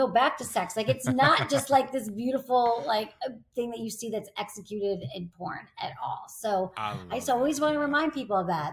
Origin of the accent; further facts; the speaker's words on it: Michigan, United States; I grew up in Michigan